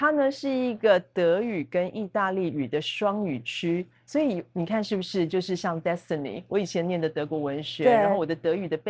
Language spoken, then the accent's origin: Chinese; Taipei, Taiwan; moved away as an adult; also born or lived in Italy / Oxford; now in Tainan, Taiwan; 我是台北人，